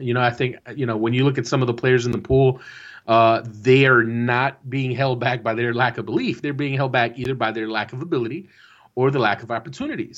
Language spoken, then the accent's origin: English; New Jersey, United States; I am from Jersey